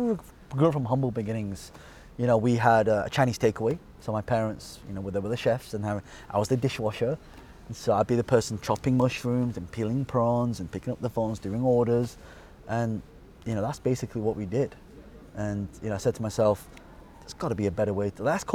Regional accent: Colne, North West England, United Kingdom; Burnley. Colne. Okay. But I say Burnley because that's where...

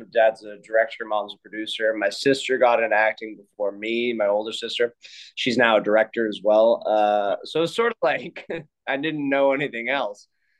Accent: Canada; Yeah, I'm from Canada, but I wanted to be at the University of Notre Dame.

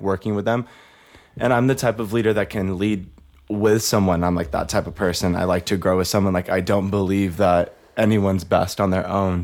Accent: Bakersfield, California, United States; moved away as an adult; now in Los Angeles, United States; My story starts in the beautiful rich town of Bakersfield, California

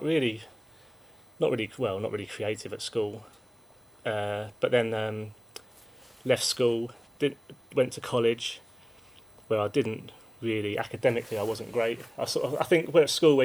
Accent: Woking, South East England, United Kingdom; I'm from Woking. I still live there. Yeah. I lived there all my life.

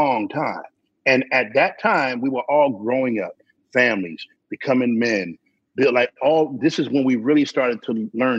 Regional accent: Philadelphia, Pennsylvania, United States; I grew up in 13. Southwest, like 58th and Wooden Avenue, like Greenway Avenue.

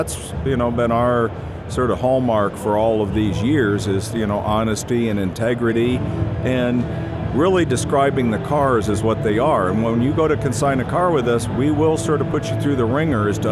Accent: Scottsdale, Arizona, United States; I grew up in Scottsdale.

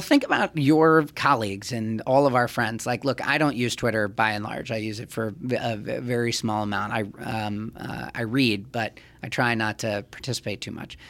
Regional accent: New York City, New York, United States; I'm a Jew from Manhattan

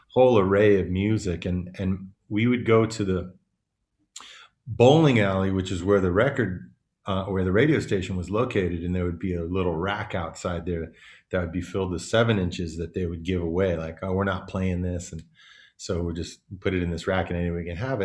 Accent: Davis, California, United States; also born or lived in Oakland / Bali; I was born in Oakland, but I grew up in this little town called Davis

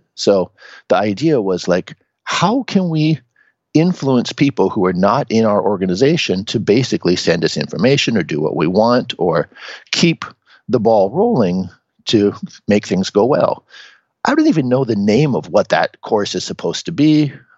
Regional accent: Seattle, Washington, United States; moved away as an adult; now in Japan; I'm originally from Seattle in the United States. I was born and raised as just a, a regular guy there.

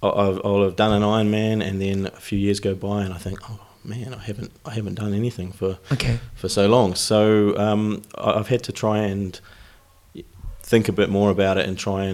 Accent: Wellington, New Zealand; moved away as an adult; now in United Kingdom; I'm from New Zealand originally, from Wellington, live in the UK these days, coming up to 10 years in the UK.

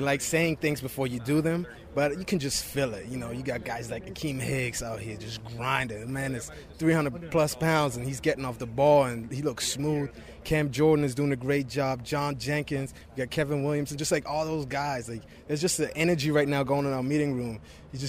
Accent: Germany; English is a second language; also born or lived in Boston College; now in United States; I'm from Germany

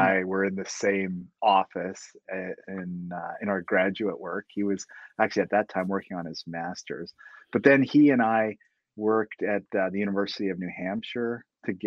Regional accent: Canada; now in Nebraska, United States; being a Canadian

